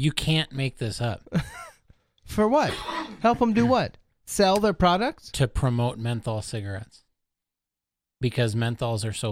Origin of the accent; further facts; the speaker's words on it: Los Angeles, California, United States; born there; I was born in East LA.